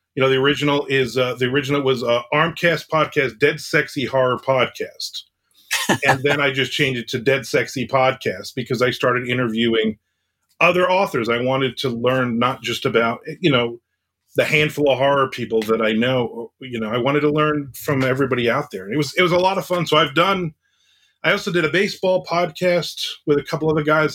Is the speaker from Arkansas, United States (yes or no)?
no; New Jersey, United States; I grew up in New Jersey.